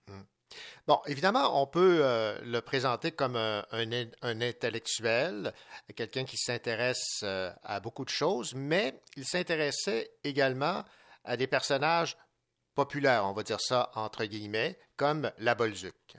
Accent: Quebec, Canada; chez nous au Québec

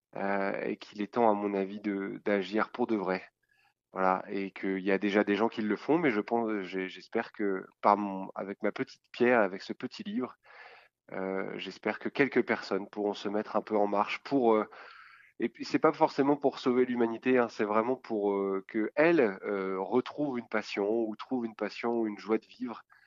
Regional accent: France; en tant que Français

